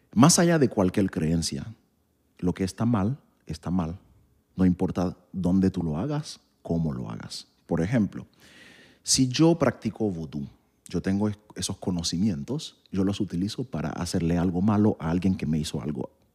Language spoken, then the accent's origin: Spanish; Haiti; moved away; yo nací en Haití